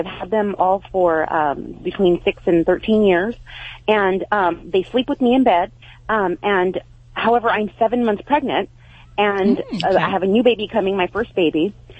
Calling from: Biola, California, United States; From Biola, California.

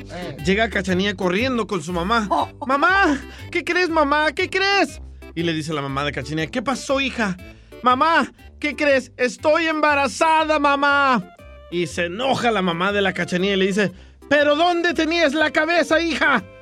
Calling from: Victorville, California, United States; de Victorville.

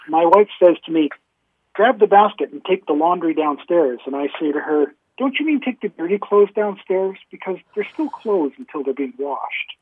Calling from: Calgary, Alberta, Canada; I'm calling you from Calgary, Alberta, in Canada

